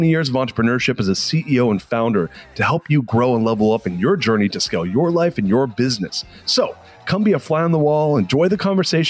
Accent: Fullerton, California, United States; also born or lived in Anaheim Hills; I grew up in Orange County, California, and I grew up in a middle-class neighborhood originally and moved in Fullerton, California, and then ended up moving to Anaheim Hills, California, which is more of an upper-middle-class area.

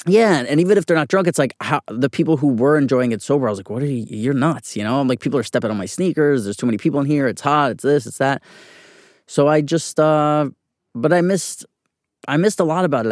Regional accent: New York City, New York, United States; I was born and raised on, uh, eighty-third Street in Manhattan on the east side

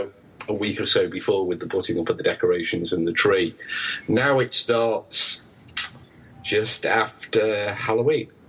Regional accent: United Kingdom; we're British subjects and not citizens

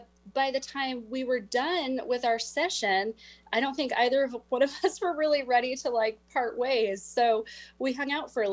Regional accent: Whidbey Island, Washington, United States; I'm from Whidbey Island and it's beautiful there, but sometimes you just need to like get out of town.

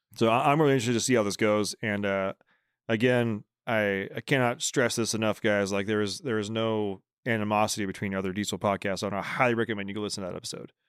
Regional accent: Bay Area, California, United States; I'm from the Bay Area

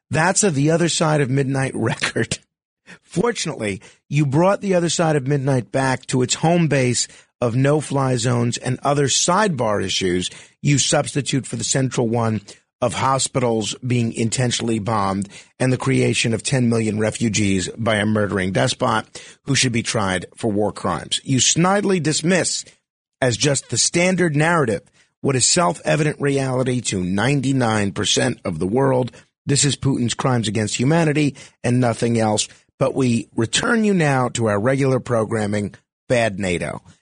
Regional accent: New Jersey, United States; I'm born and raised in New Jersey.

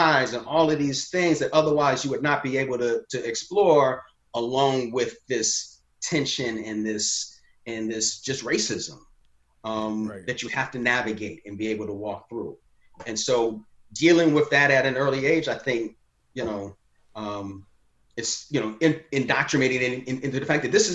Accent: Chicago, Illinois, United States; also born or lived in Morehouse (Atlanta, Georgia); I grew up in the South suburbs of Chicago, but I was born on the South side of Chicago.

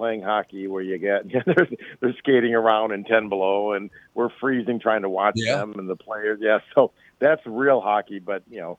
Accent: northern Minnesota, United States; I grew up in northern Minnesota

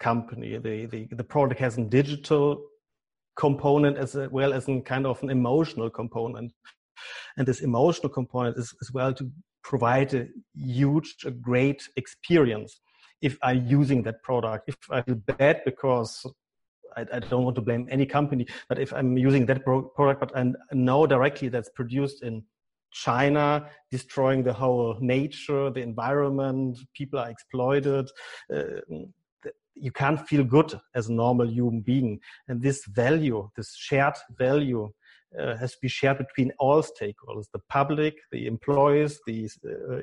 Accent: Germany; accent: German; English is a second language; my German accent

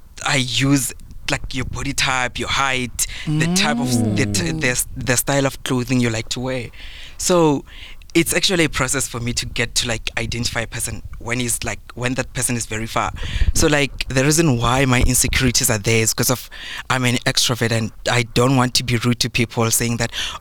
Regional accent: South Africa; I'm from Bush, Matsonga.

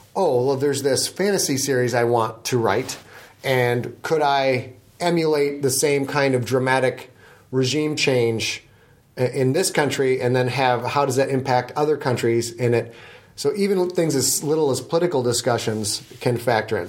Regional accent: United States; as an American

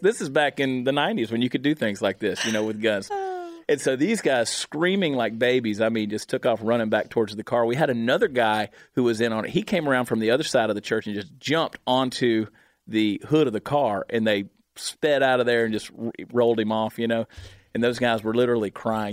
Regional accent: Augusta, Georgia, United States; moved away; my hometown of Augusta, Georgia.

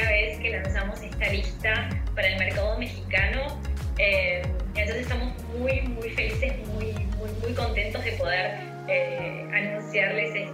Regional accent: Buenos Aires, Argentina; moved away as an adult; now in São Paulo, Brazil; por mi acento ya lo deben adivinar que soy Argentina

